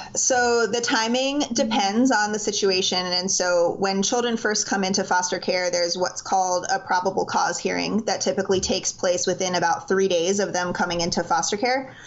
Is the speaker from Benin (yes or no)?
no; Miami, Florida, United States; now in Greenville, United States; I was born and raised in South Florida, so shout out to all my Miami people out there.